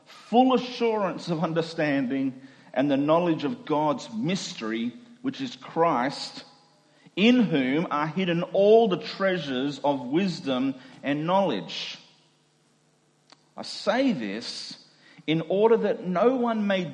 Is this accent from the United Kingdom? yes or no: no; Doomadgee, Queensland, Australia; moved away; I grew up in the Gulf of Carpentaria in a small Indigenous community, and grew up as a minority culturally, racially in that community